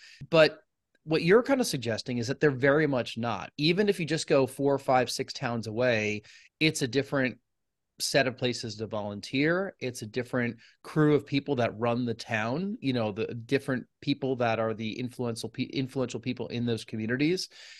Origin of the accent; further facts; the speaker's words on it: New York, United States; So, you know, I grew up in the New York area. I've lived in New England for over half my adult life.